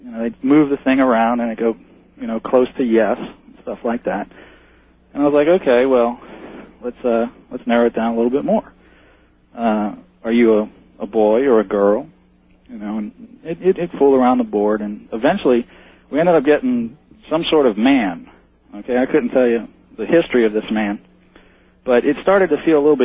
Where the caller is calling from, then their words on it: Metairie, Louisiana, United States; I'm calling from Metairie, Louisiana, which is right next door to New Orleans